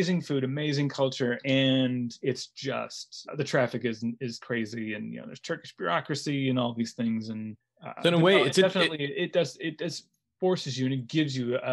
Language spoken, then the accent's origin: English; United States; also born or lived in Los Angeles / Chicago / Istanbul; as an American